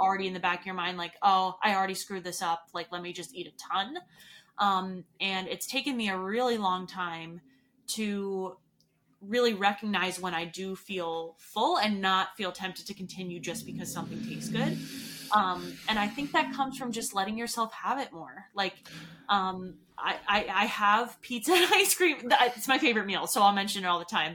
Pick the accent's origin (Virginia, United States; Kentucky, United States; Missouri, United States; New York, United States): New York, United States; moved away as an adult; now in Colorado, United States; I'm from New York